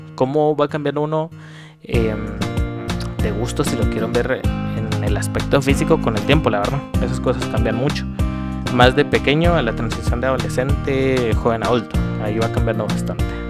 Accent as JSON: {"language": "Spanish", "country": "Guatemala", "said": "tengo 26 años, soy guatemalteco"}